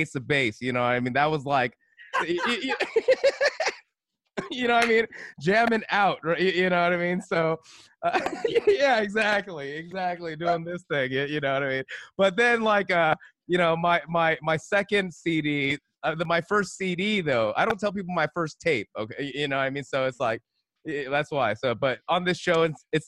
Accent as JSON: {"language": "English", "region": "California", "country": "United States", "said": "I'm from California"}